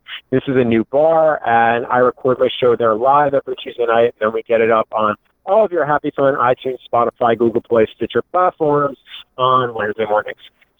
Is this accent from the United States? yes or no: yes; New York, United States; that I didn't know being a New Yorker.